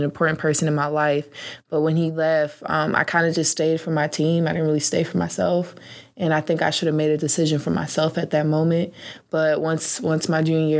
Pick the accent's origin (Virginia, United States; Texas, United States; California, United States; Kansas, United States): Virginia, United States; Norfolk; I grew up basically in Norfolk, Virginia